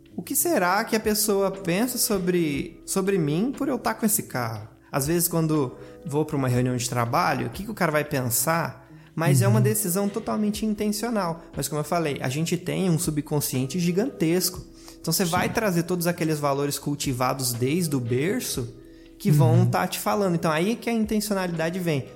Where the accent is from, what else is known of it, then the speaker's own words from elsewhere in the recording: interior of Paraná, Brazil; eu sou de uma cidade pequena do interior do Paraná